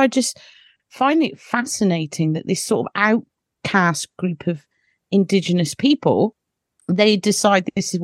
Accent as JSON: {"language": "English", "country": "United Kingdom", "said": "I'm British"}